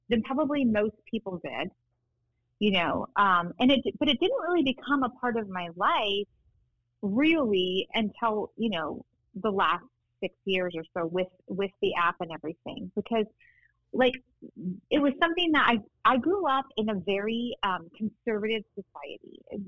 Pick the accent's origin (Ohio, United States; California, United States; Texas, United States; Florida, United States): California, United States; Inland Empire, Southern; also born or lived in Newport Beach, California; I grew up in the Inland Empire